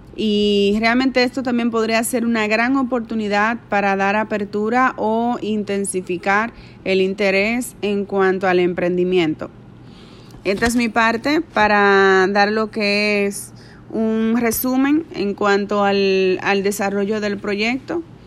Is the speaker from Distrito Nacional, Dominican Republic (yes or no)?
no; Santiago de los Caballeros, Santiago, Dominican Republic; moved away as an adult; now in Dajabón, Dominican Republic; aunque soy de Santiago de los Caballeros, estoy radicada en Dajabón hace unos siete años aproximadamente o más.